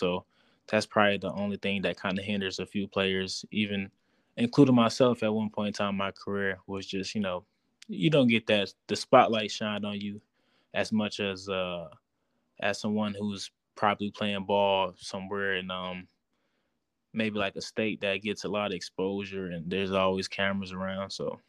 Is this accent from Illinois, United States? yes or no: yes; Waukegan, Illinois, United States; Yeah, Waukegan.